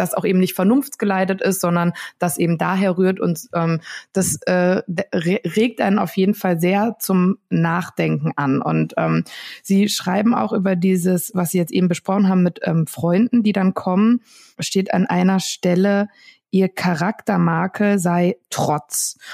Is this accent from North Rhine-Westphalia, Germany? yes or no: yes; Ruhr area, North Rhine-Westphalia, Germany; Ich komme aus dem Ruhrgebiet